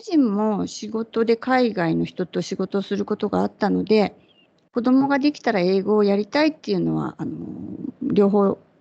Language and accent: Japanese; Kyushu, Japan; 九州のど田舎で生まれ育って